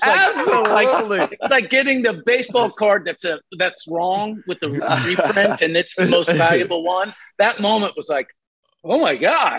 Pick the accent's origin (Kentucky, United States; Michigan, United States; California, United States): Kentucky, United States; we're both from Kentucky.